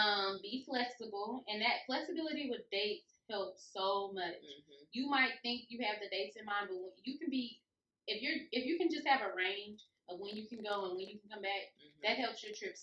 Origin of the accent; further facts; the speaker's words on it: Oklahoma City, Oklahoma, United States; We're from Oklahoma City